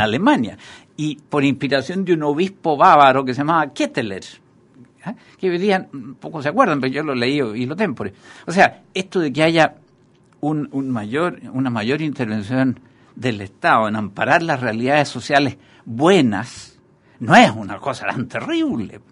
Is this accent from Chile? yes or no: yes; Chile; tenemos como sociedad chilena